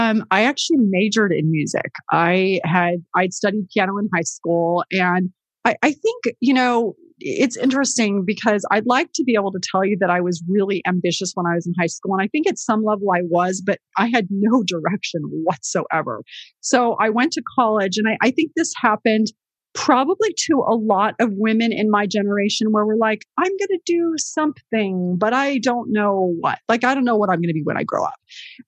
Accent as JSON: {"language": "English", "town": "San Jose", "region": "California", "country": "United States", "tie": "born or raised there", "said": "we're both from San Jose. I went to Leland."}